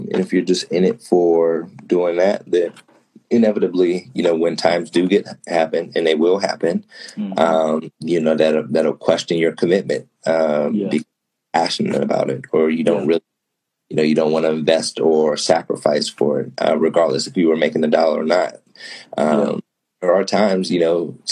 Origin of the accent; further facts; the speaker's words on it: Pittsburgh, Pennsylvania, United States; moved away as an adult; now in Chicago, United States; I'm from Pittsburgh, which is in an East Coast state, but it is a Midwest city